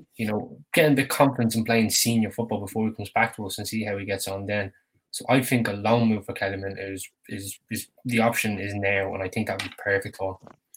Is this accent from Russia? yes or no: no; Ireland; being an Irishman